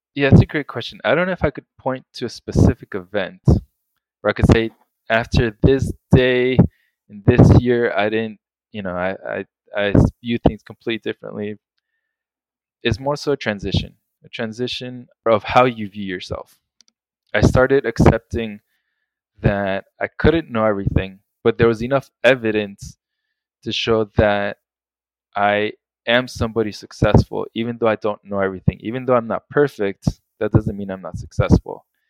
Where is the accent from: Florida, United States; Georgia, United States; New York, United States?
Florida, United States; South; also born or lived in Colombia; I was born in Colombia, but then when I was six, my family moved to the States and I grew up in South Florida